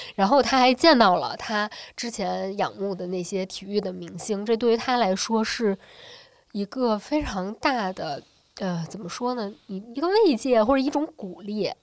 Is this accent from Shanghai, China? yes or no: no; Beijing, China; 我是九零后，我是北京出生跟长大的